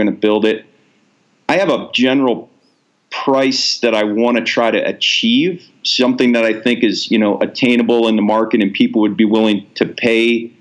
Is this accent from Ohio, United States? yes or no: yes; Ohio, United States; moved away; also born or lived in Alaska; I grew up in Ohio